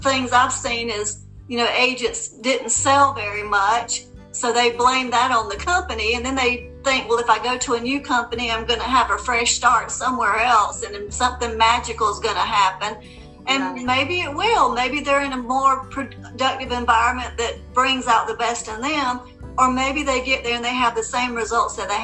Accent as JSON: {"language": "English", "region": "South Carolina", "country": "United States", "tie": "born or raised there", "lives_now": "Charleston, United States", "said": "I'm born and raised in South Carolina, and I moved to Charleston 8 years ago"}